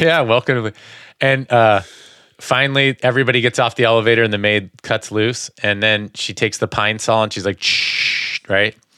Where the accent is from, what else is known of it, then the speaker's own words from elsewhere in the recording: East Coast, United States; when I was young, growing up on the East Coast